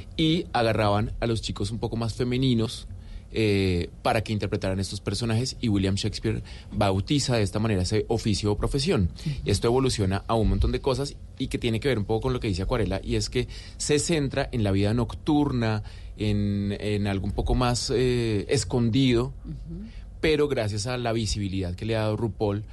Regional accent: Colombia; also born or lived in Argentina; como colombianos

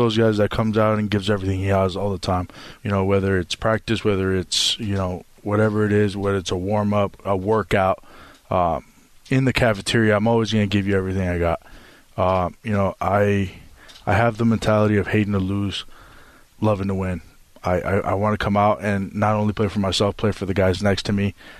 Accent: Las Vegas, Nevada, United States; I was born and raised in Las Vegas, Nevada.

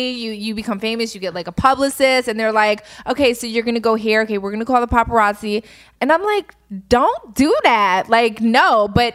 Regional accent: Philadelphia, Pennsylvania, United States; moved away; I'm from Philly

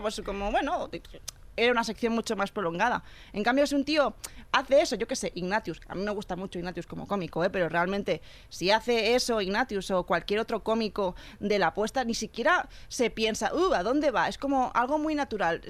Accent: Catalonia, Spain; also born or lived in Argentina; soy catalana

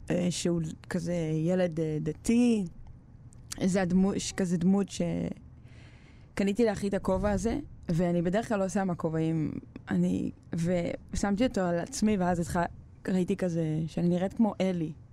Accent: Ashdod, Southern District, Israel; also born or lived in Bnei Brak / Petah Tikva / Kiryat Gat / Shtulim; עברנו לפתח תקווה לאיזה שנה נוספת, ואז כזה עד כיתה ב' הייתי בקריית גת, ומכיתה ב' עד ט' היינו באשדוד.

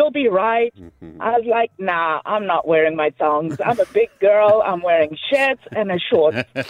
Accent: Zimbabwe; now in Australia; Zimbabwe, yeah. I came in 2002.

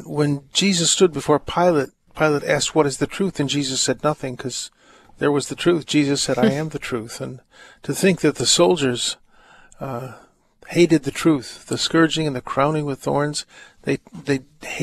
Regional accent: near Hickory Hills, Illinois, United States; I grew up near Hickory Hills, not too far away

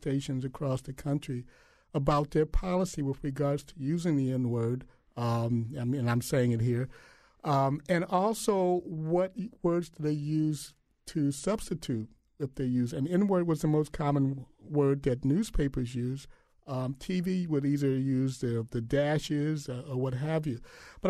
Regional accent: Illinois, United States; my parents are from Mississippi, and I was born and raised in Illinois.

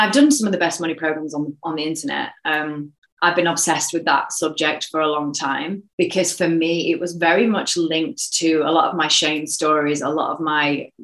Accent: a mining town in the East Midlands, United Kingdom; also born or lived in Sheffield; I was born in Sheffield, actually, but I was brought up in a mining town. So in a mining town in the East Midlands

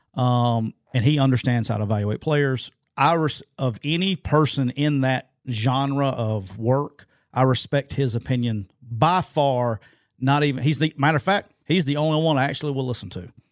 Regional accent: Jacksonville, Alabama, United States; I'm rocking my hometown my hometown Jacksonville State Gamecocks

